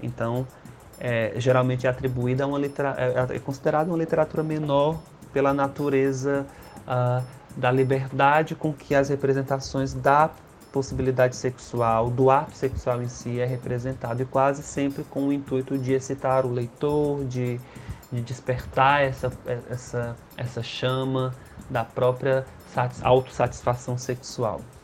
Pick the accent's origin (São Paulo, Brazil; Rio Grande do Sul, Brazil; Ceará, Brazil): Ceará, Brazil; sou cearense